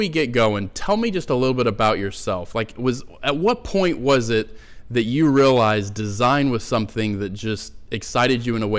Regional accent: about an hour from Orlando, Florida, United States; also born or lived in Texas; I grew up in Florida. I grew up about an hour from Orlando, from Disney World. And when we first moved there from Texas, I was homeschooled.

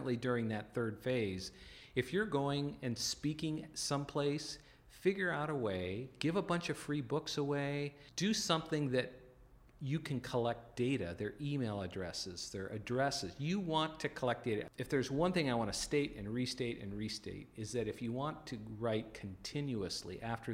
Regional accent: North Dakota, United States; I grew up in the North Dakota Plains

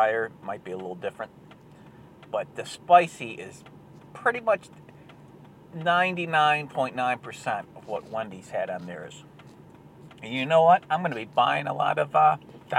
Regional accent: Michigan, United States; This is my home state of Michigan

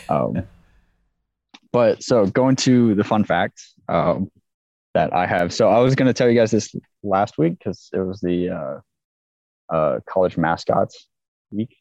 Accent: Olympia, Washington, United States; moved away as an adult; now in Kuwait; I grew up in Olympia

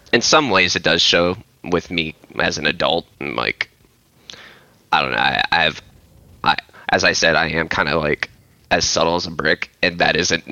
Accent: Memphis, Tennessee, United States; also born or lived in Illinois / North Carolina; I grew up in Memphis

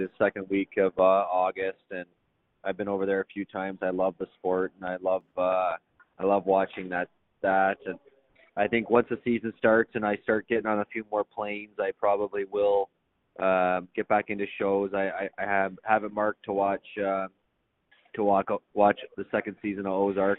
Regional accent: Guelph, Ontario, Canada; moved away; also born or lived in Dallas; in Guelph, uh, where my hometown is

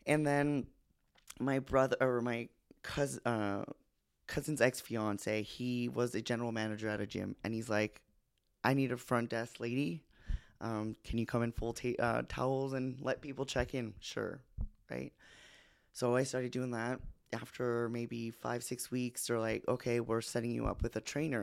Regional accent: New Brunswick, Canada; born or raised there; moved away as an adult

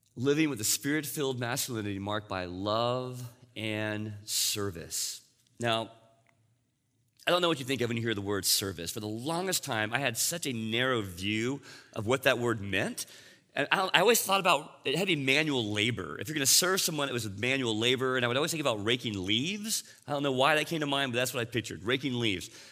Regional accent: Texas, United States; I grew up in Texas

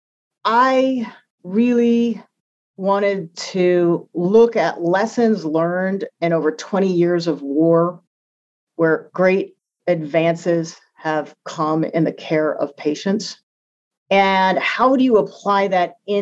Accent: United States

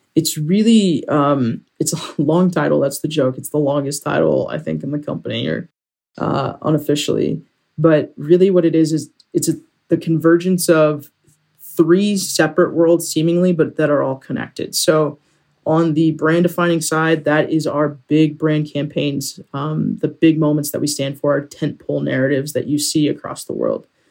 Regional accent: Sacramento, California, United States; moved away; also born or lived in Pasadena, California / Colorado Springs, Colorado; I grew up in Sacramento, but was born in Pasadena

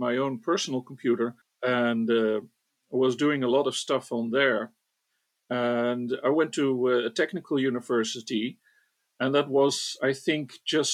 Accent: northeast Netherlands, Netherlands; also born or lived in Rotterdam; eventually they settled in the northeast of the Netherlands. So I grew up, and for Dutch reference, far away from Amsterdam, and went to school there

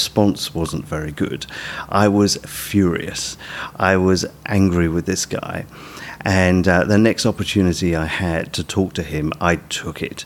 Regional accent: United Kingdom; moved away as an adult; now in Australia; people will tell from my accent that I'm from the UK. This was not long after Sue and I came to Australia

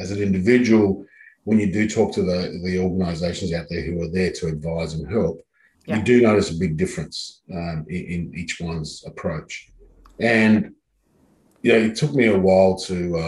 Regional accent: Adelaide, South Australia, Australia; moved away as an adult; now in Sydney, Australia; I grew up in Adelaide, so I knew Adelaide quite well.

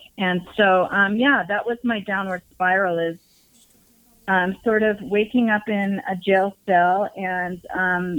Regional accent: Salt Lake City, Utah, United States; I grew up in Salt Lake City, Utah

